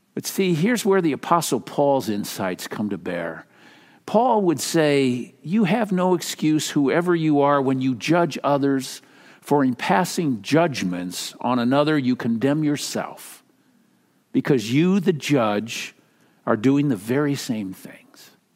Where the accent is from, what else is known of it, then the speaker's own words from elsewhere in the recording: Minnesota, United States; moved away; I'm from Minnesota